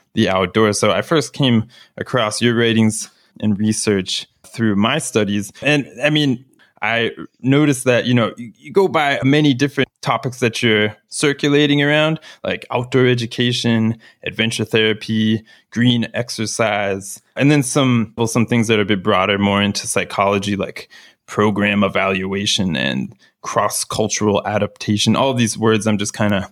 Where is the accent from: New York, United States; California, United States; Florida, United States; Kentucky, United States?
Florida, United States; South; I'm from Florida originally, South Florida, where we have the Everglades